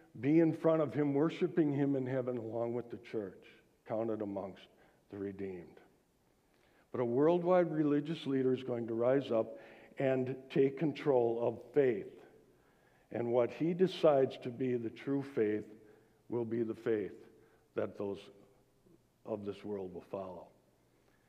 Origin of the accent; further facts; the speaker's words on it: United States; born in the United States.